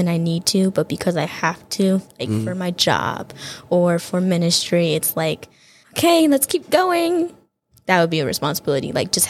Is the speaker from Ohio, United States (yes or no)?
no; Kansas, United States; also born or lived in Detroit, United States; I'm from Kansas, but I was born in Detroit, Michigan. Moved around a couple of times in my life, but that landed me in Kansas and then ultimately here at Andrews.